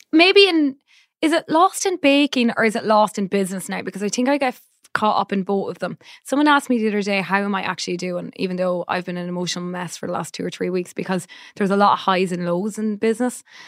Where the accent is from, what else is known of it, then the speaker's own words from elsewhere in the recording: Ireland; as an Irish person